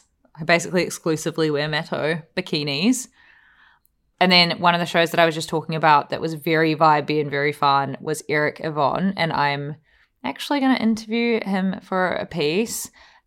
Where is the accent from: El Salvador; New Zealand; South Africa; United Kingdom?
New Zealand; Win Hamlin has been not just saying this because I'm a Kiwi.